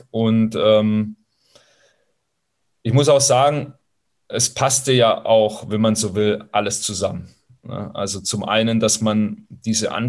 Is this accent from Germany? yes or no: yes; Baden-Württemberg, Germany; also born or lived in Italy; ich als Italiener auch nicht richtig groß geworden bin oder als Italo, als Italo-Schwabe nicht richtig groß geworden bin